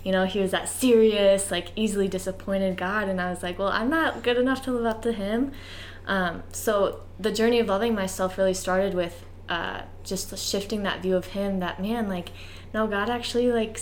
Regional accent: Ohio, United States; moved away as an adult; I grew up in Ohio my entire life until I went to college

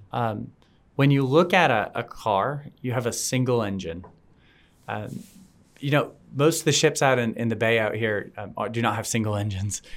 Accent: South Florida, United States; I grew up in South Florida

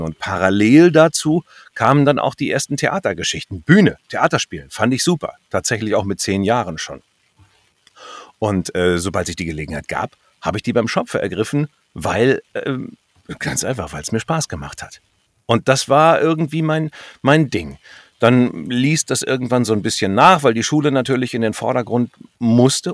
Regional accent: North Rhine-Westphalia, Germany; moved away; da in Westfalen, wo ich herkomme

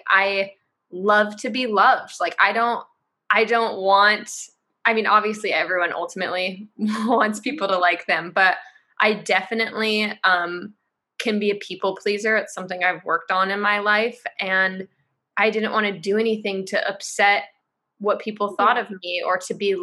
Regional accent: Marin County, California, United States; also born or lived in San Francisco Bay Area; I grew up in Marin County, which is a super liberal place.

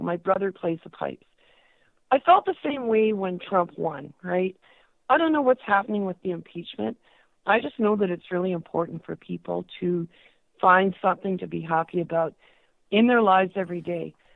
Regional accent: Toronto, Ontario, Canada; my hometown, Toronto

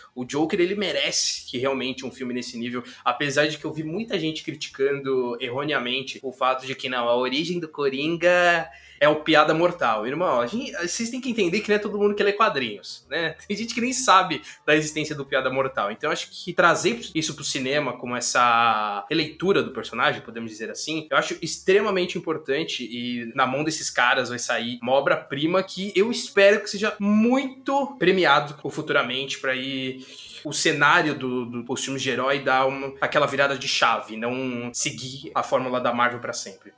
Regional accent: São Paulo, Brazil; a gente é de São Paulo

